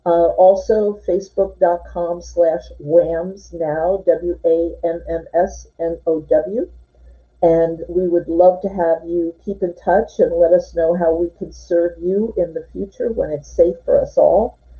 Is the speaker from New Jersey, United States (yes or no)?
yes; Irvington, New Jersey, United States; moved away; we are both from New Jersey originally. She from Southern New Jersey and me from Irvington, New Jersey